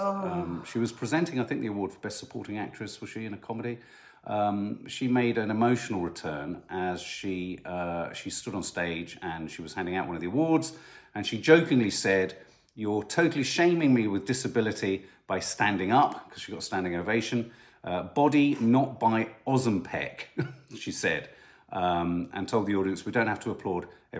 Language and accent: English; United Kingdom